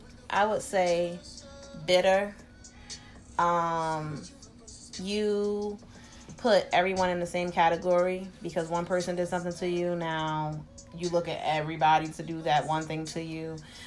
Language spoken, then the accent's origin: English; Jersey City, New Jersey, United States; Sometimes it's from just growing up in Jersey City, seeing certain shit.